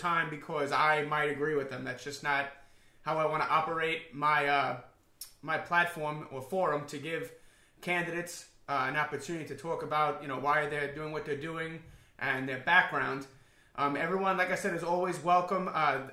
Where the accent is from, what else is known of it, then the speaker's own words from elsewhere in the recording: New York City, New York, United States; I grew up in Queens and one of the other five boroughs of New York City